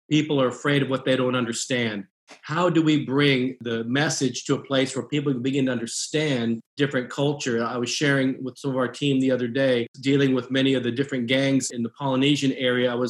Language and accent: English; Japan; born there; I'm an American with Asian descent. I was born in Japan, mother was Japanese.